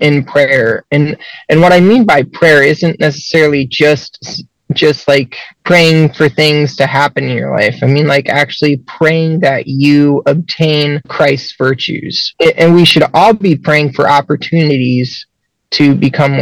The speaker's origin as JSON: {"language": "English", "region": "Central Ohio", "country": "United States", "said": "I'm from Central Ohio"}